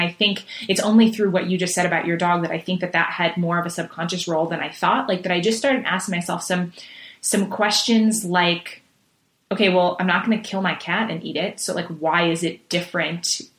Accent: Manhattan, New York, United States; You know, we traveled a lot, moved a lot. So I mean, and I grew up in Manhattan and in big cities.

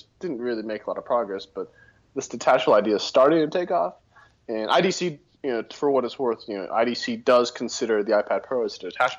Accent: Austin, Texas, United States; now in Denver, United States; because I'm from Texas

